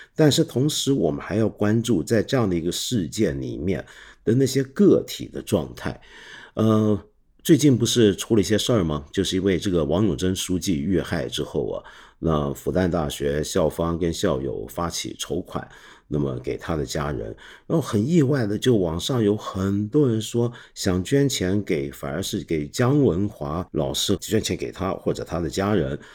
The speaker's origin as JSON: {"language": "Chinese", "country": "Hong Kong", "said": "很有我们香港人精神。我们在香港有句粤语"}